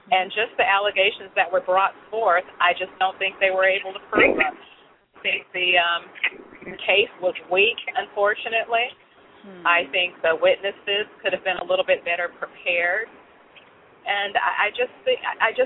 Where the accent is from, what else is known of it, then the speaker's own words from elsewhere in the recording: Chicago, Illinois, United States; moved away; I grew up in Chicago and in other areas where I had to fight a lot.